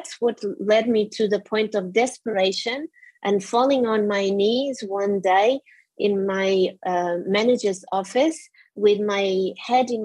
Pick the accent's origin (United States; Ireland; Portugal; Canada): Portugal; moved away as an adult; now in United Kingdom; I'm originally from Portugal. My parents are also Portuguese, and I came to the UK when I was 23